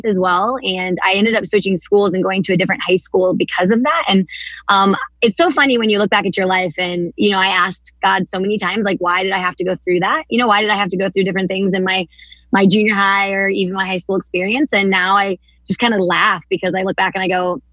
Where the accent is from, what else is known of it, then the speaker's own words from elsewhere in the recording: Atchison, Kansas, United States; I was born and raised here in Kansas. My parents went to Benedictine College and graduated from there and then settled here in Atchison